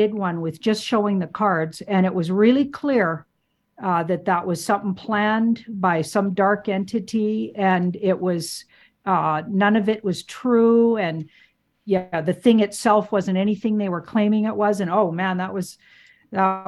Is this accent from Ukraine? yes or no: no; Canada; being a Canadian